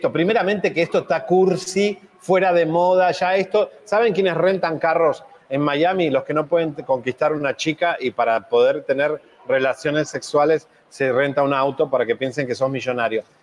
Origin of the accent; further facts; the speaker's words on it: England, United Kingdom; Spanish is a second language; now in Mazatlán, Mexico; soy inglés, de Inglaterra.